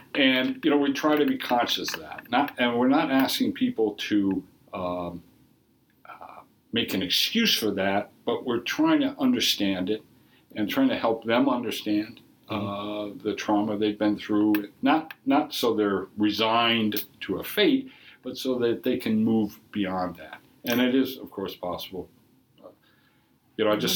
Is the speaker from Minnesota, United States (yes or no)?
yes; Minnesota, United States; moved away; I grew up in several locations. Uh, Minnesota. Uh, so I'm a native Minnesotan.